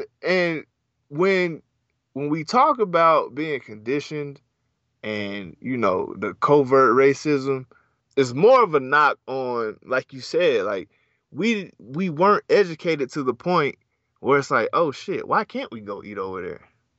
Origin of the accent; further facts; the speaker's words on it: the South, United States; I'm from the South.